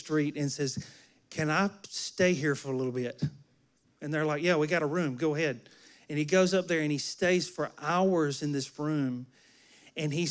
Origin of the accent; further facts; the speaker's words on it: near Enterprise, Alabama, United States; Enterprise, Alabama, nearby where my hometown is